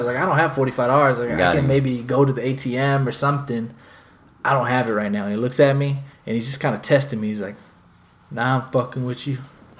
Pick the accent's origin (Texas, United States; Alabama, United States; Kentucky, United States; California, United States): Texas, United States; Bastrop; moved away; I'm from Bastrop